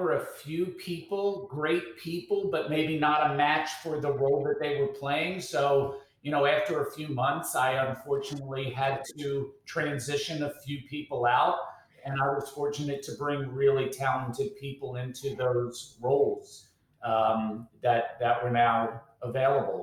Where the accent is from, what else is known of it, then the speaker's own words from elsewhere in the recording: Baltimore, Maryland, United States; I grew up in Baltimore, raised in Baltimore